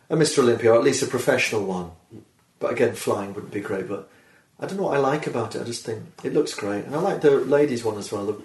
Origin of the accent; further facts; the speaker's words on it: Birmingham, West Midlands, United Kingdom; I'm from Birmingham, England, of course.